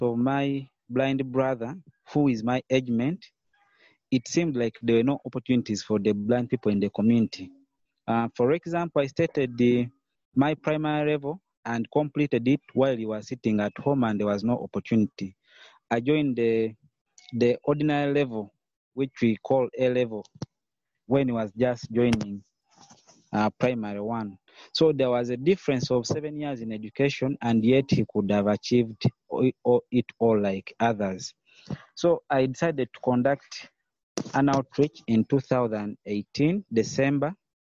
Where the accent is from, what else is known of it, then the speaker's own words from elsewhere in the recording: Uganda; I'm from Uganda. So I'm a Ugandan by nationality.